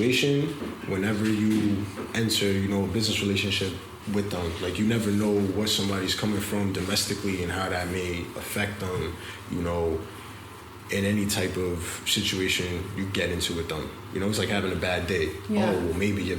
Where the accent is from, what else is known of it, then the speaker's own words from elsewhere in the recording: New York City, New York, United States; I grew up in the Bronx. You know, Soundview, 172nd to be specific.